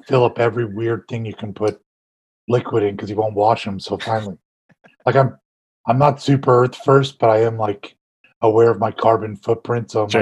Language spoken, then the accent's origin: English; Bay Area, California, United States; I'm from California as well